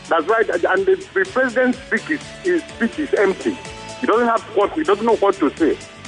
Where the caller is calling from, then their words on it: Surulere, Lagos, Nigeria; I'm calling from Surulere.